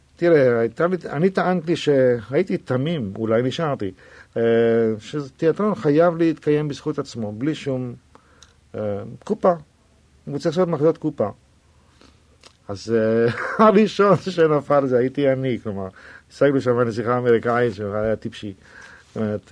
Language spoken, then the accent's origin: Hebrew; Tel Aviv, Tel Aviv District, Israel; also born or lived in Jaffa; הוריי גרו ביפו, אבל אני נולדתי בתל אביב